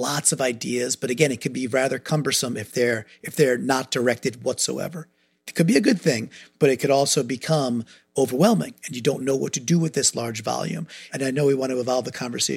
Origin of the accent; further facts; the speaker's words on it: New York, United States; now in Connecticut, United States; I grew up in New York, so I'm a Northeasterner. I live in Connecticut